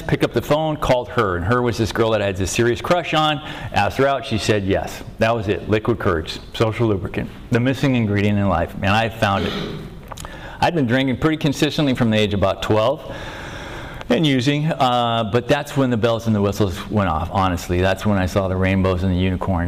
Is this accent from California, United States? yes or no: yes; Venice, California, United States; born and raised in Venice, where the debris meets the sea.